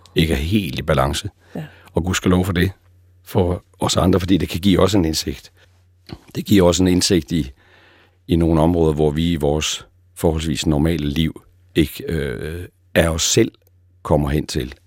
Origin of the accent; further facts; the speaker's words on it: East Jutland, Central Denmark Region, Denmark; Og nu er jeg jo selv østjyde